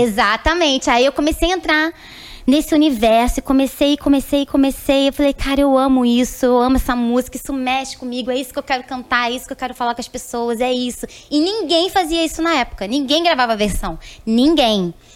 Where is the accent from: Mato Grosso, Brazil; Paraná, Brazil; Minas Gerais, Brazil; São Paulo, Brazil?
São Paulo, Brazil; interior of; also born or lived in Recife, Pernambuco; Eu nasci em Recife, mas com sete anos eu fui morar em São Paulo